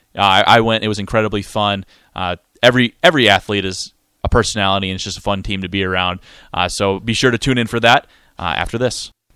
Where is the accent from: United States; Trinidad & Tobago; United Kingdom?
United States; Montana; I'm from Montana